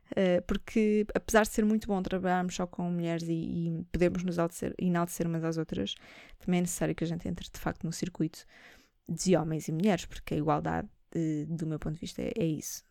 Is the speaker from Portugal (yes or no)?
yes; Portugal; nós uh, somos portugueses